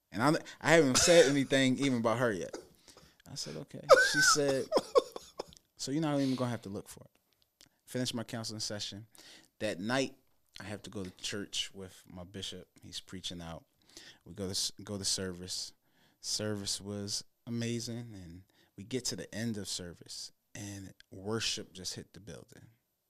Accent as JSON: {"language": "English", "town": "Philadelphia", "region": "Pennsylvania", "country": "United States", "tie": "born or raised there", "lives_now": "New Jersey, United States", "said": "So I'm a Philadelphian, born and raised West Philly city. But I live suburban in New Jersey now."}